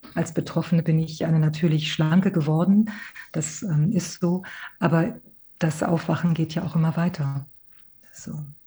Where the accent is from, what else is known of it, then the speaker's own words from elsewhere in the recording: Hamburg, Germany; also born or lived in Málaga, Andalusia, Spain; ich bin in Malaga geboren, in Andalusien geboren und äh, bin, als ich äh, fünf Jahre alt war, sind meine Eltern viel mehr nach Hamburg gekommen. Also mittlerweile sage ich immer auch, bin ich auch schon eine Hamburger Dern geworden